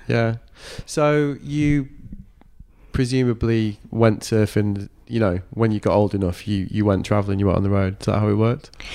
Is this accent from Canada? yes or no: no; Manchester, North West England, United Kingdom; now in Brighton, United Kingdom; I'm from Manchester